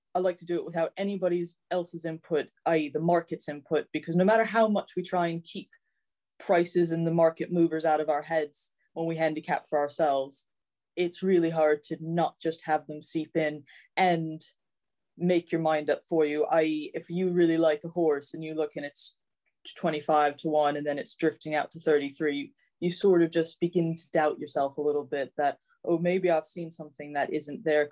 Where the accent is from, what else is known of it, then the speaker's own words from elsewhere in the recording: United States; moved away as an adult; now in United Kingdom; growing up in the States